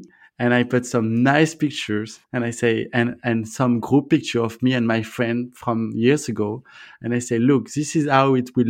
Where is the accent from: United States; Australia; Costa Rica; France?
France; accent: French; English is a second language; I guess my French accent was too strong for people to understand.